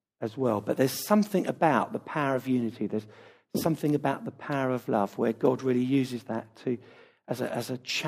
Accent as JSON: {"language": "English", "country": "United Kingdom", "said": "our culture as British people"}